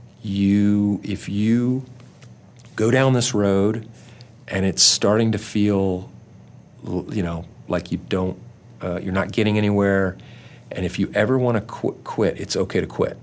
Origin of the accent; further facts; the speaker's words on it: Orange County, California, United States; growing up in Orange County